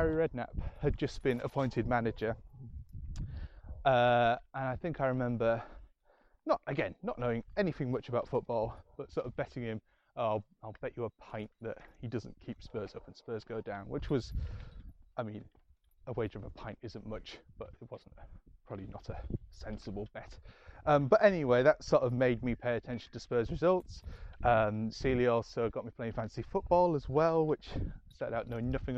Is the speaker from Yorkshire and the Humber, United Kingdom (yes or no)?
yes; Scarborough, Yorkshire and the Humber, United Kingdom; I'm from Scarborough